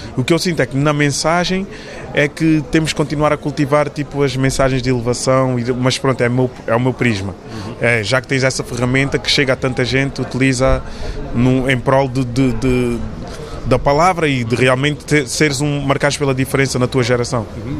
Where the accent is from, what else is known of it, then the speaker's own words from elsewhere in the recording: Portugal; nós, como portugueses